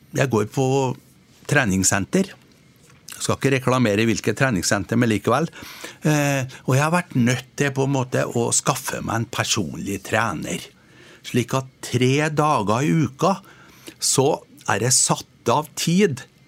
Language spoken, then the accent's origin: Norwegian; Trøndelag, Norway; jeg er jo trønder